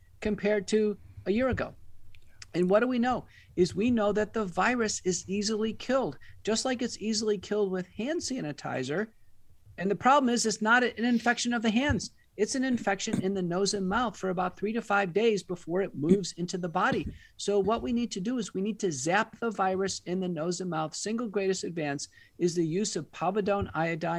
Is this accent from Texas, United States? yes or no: yes; Texas, United States; also born or lived in Seattle, Washington / Michigan; I'm from Texas originally. I went to college and medical school here